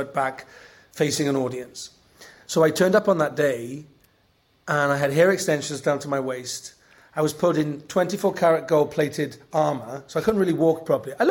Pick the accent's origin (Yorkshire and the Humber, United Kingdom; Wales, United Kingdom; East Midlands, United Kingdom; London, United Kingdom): Wales, United Kingdom; Welsh; I'm Welsh.